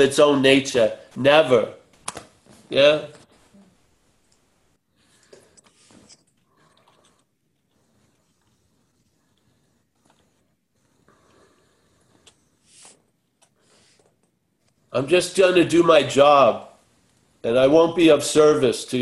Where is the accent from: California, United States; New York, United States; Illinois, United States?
New York, United States; Long Island; an Irish kid from Long Island